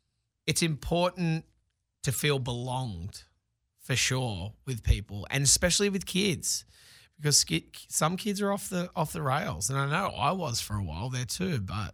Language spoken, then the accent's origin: English; Sydney, New South Wales, Australia; now in Los Angeles, United States; because I came directly from Sydney and landed myself here in...